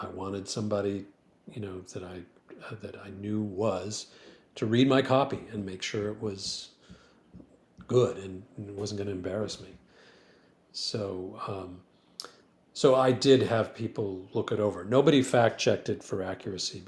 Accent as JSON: {"language": "English", "town": "Grand Rapids", "region": "Michigan", "country": "United States", "tie": "born or raised there", "moved": "yes", "lives_now": "Philadelphia, United States", "said": "I found a firm that just happened to be in Grand Rapids, my hometown"}